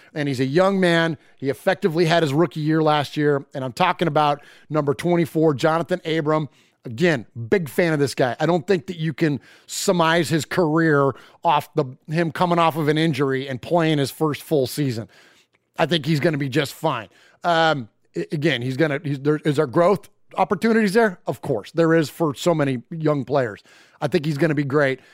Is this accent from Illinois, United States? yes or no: no; Bay Area, California, United States; now in Middle Tennessee, United States; I grew up in the Bay Area, but have since relocated to Middle Tennessee